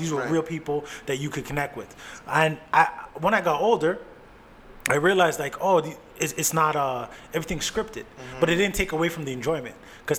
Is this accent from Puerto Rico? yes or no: no; Canada; I'm from Canada.